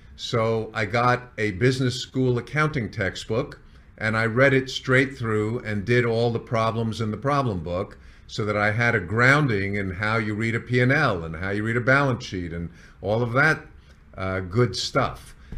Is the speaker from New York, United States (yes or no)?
yes; New York, United States; moved away as an adult; also born or lived in San Diego / Las Vegas; moved to New York. This is my hometown